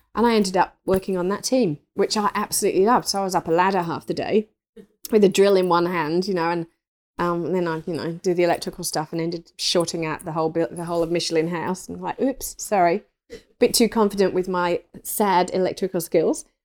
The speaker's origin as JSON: {"language": "English", "region": "England", "country": "United Kingdom", "tie": "born or raised there", "said": "I grew up in England, um, in the country, in an old three hundred year old thatched cottage"}